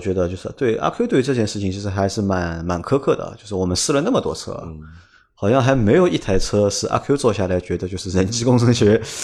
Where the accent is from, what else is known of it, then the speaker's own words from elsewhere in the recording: Shanghai, China; 我是上海人